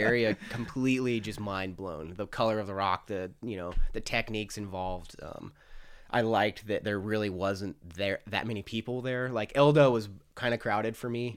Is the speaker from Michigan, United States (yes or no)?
no; Farmington, New Mexico, United States; grew up in Farmington, New Mexico